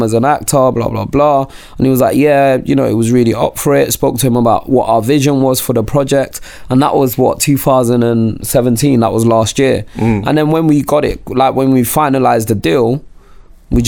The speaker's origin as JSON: {"language": "English", "country": "United Kingdom", "accent": "British", "said": "being black and British"}